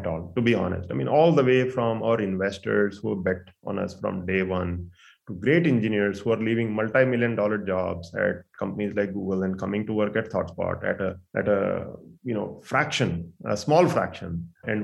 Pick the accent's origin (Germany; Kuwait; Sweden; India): India; near Delhi, northern India; moved away as an adult; also born or lived in Bangalore, India / Arizona, United States; now in Silicon Valley, United States; I grew up in India. I went to school there. I even worked mostly north part of India, near and about Delhi.